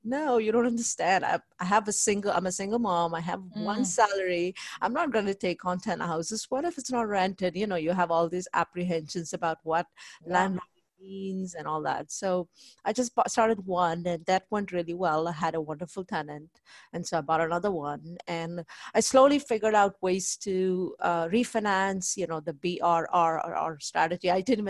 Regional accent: India; moved away as an adult; now in United States; I came from India here in 1998. I went to College Station, Texas A&M

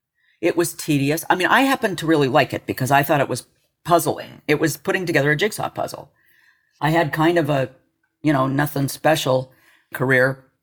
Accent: Los Alamos, New Mexico, United States; I was born in Los Alamos. My daddy was a nuke.

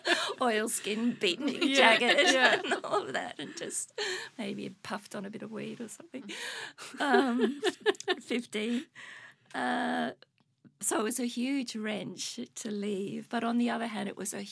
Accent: Oxford, South East England, United Kingdom; now in Australia; I grew up in Oxford in England. I was born in Oxford in the UK.

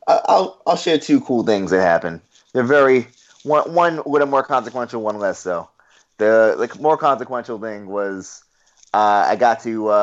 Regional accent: New York City, New York, United States; also born or lived in Harlem / Washington Heights, New York; I grew up in Queens.

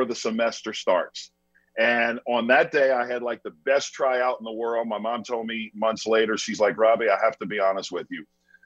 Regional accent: Chalmette, Louisiana, United States; I was born and raised in South Louisiana. So I was right outside of New Orleans in a town called Chalmette, which is a small town in the south part of Louisiana.

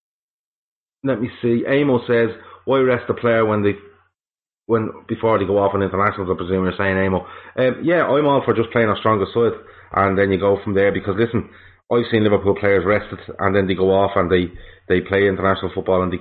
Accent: Ireland; as an Irishman

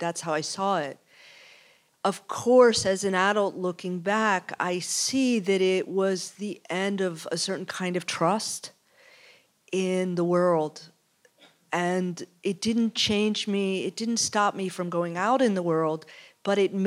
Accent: outside of Philadelphia, Pennsylvania, United States; I'm from outside of Philadelphia

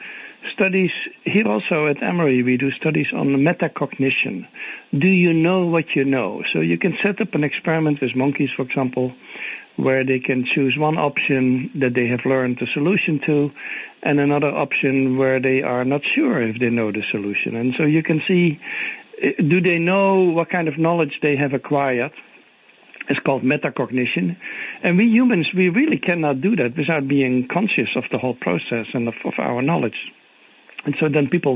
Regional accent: Netherlands; English is a second language; moved away as an adult; now in Atlanta, United States; my origin is I'm from the Netherlands, but I came already more than 30 years ago.

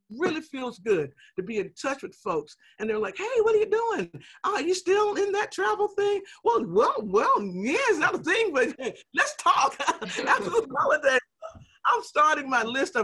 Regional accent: the South, United States; We're from the South, so that's a Southern word

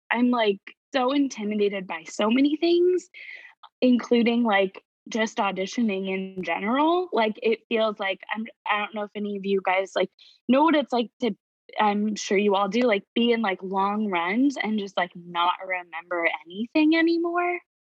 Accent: Indiana, United States; moved away as an adult; also born or lived in New York; I never expected moving back to my hometown.

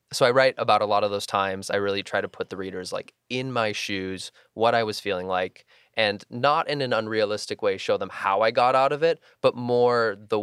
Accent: Midwest, United States; growing up in the Midwest and not coming out until I was 21

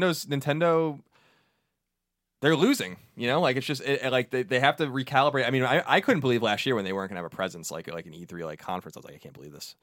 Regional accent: New York, United States; I'm from New York

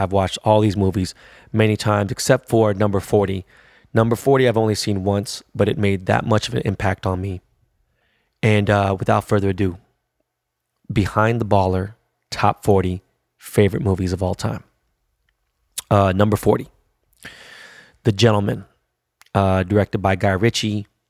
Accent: Los Angeles, California, United States; I'm from Korea Town

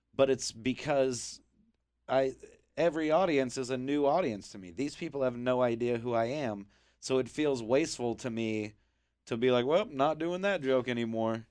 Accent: Kansas City, United States; I'm from Kansas City

